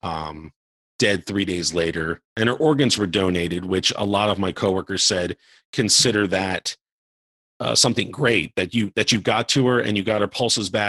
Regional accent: Baltimore, Maryland, United States; now in Charleston, United States; I'm from the Baltimore, Baltimore, D.C. area

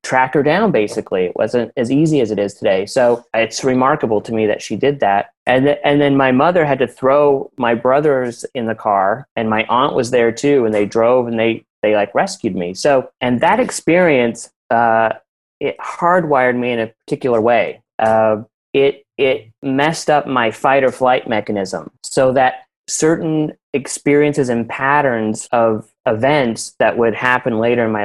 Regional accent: Salt Lake City, Utah, United States; I grew up in Salt Lake City, and it was like a quiet neighborhood.

